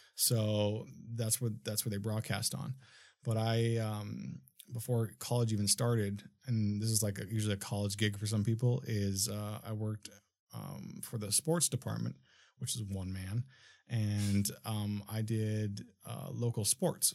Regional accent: Minnesota, United States; now in Los Angeles, United States; I'm from Minnesota originally

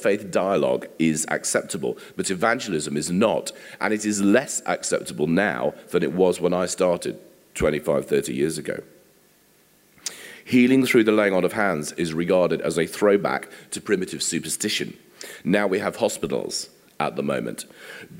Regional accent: England, United Kingdom; we are English

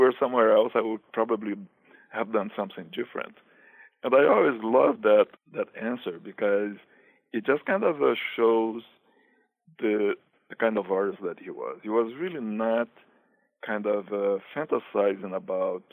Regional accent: Brazil; moved away as an adult; now in New York, United States; I am actually originally from Brazil, and I came to New York in 1988.

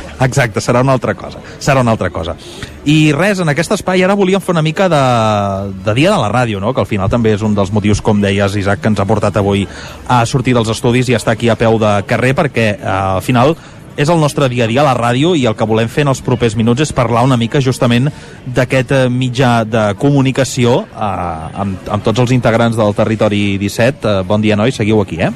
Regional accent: Castellar del Vallès, Catalonia, Spain; also born or lived in Empordà; en el meu poble, en el meu cas a Castellà al Vallès

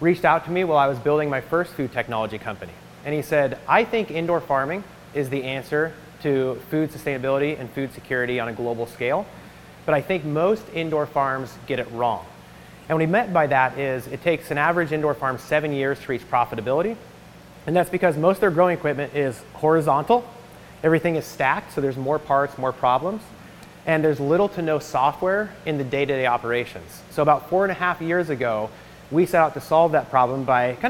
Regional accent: Iowa, United States; moved away as an adult; also born or lived in Ireland; I am a graduate from Iowa State as an English major. So agriculture is in my background because I grew up on a small family farm.

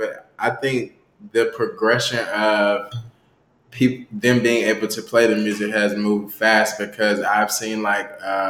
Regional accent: the South, United States; now in Washington, United States; DC was a culture shock to me because I'm from the South.

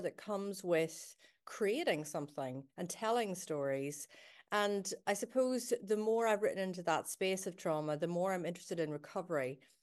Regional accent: Belfast, Northern Ireland, United Kingdom; now in Glasgow, United Kingdom; I was growing up in Belfast during the Troubles

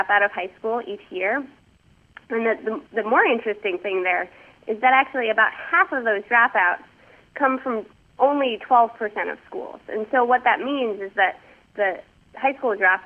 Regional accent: New York City, New York, United States; moved away as an adult; also born or lived in Massachusetts; now in Washington, D.C., United States; I am actually from New York. I grew up in New York City

